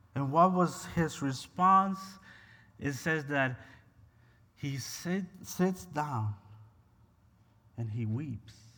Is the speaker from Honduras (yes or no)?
yes; Honduras; moved away as an adult; now in United States; I was born and raised in Honduras, and I migrated to the U S about fifteen years ago.